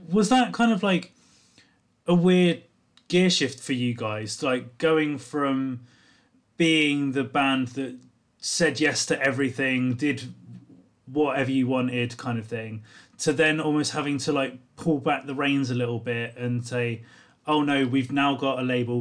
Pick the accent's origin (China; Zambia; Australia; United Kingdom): United Kingdom; South Coast, England; I grew up on the South Coast